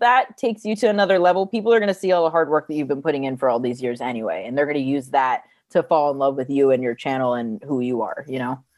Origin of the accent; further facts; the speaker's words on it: New Jersey, United States; moved away as an adult; also born or lived in California; I grew up in New Jersey, moved to California after high school